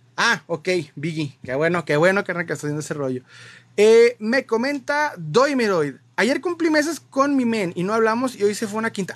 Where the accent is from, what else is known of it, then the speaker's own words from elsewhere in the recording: Mexico; nosotros como latinoamericanos, como mexicanos, para ser más específico